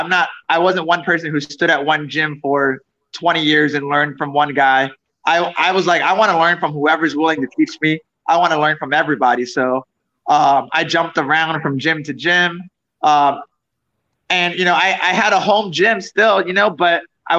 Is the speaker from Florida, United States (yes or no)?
yes; South Florida, United States; also born or lived in New York City / Orlando; I was born in New York City, but I didn't live there for too long. A few years, like 4 years. And I lived in South Florida pretty much till I was 18